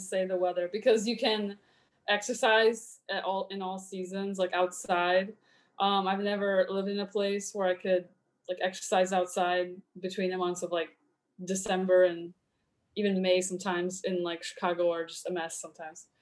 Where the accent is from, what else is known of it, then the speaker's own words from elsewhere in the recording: Poland; now in United States; when i was growing up in poland um, my mom was a pianist in the orchestra there in my hometown